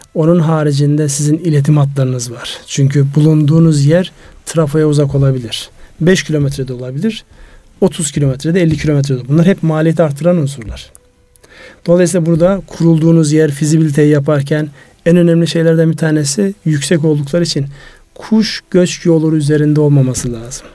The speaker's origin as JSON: {"language": "Turkish", "country": "Turkey", "tie": "born or raised there", "moved": "yes", "said": "Benim memleketime kar yağmaz oldu ya. Kars Ardahan"}